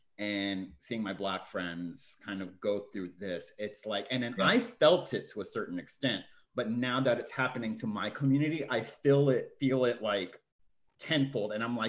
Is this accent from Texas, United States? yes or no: yes; Texas, United States; moved away; I'm originally from Texas, like Mandeb and I are both from Texas. We didn't know each other back then, but we're both from Texas.